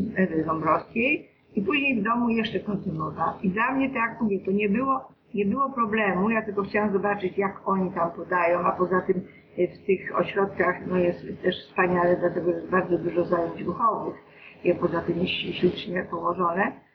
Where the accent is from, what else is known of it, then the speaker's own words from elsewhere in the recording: Greater Poland, Poland; ja jestem z Wielkopolski